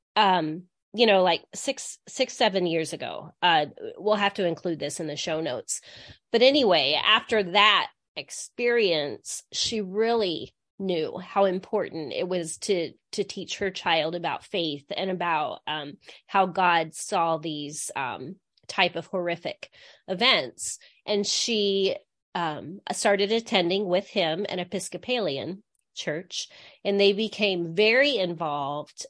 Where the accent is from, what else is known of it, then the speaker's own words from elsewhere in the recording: Midwest, United States; also born or lived in Grand Rapids, Michigan; I grew up in a small town in the Midwest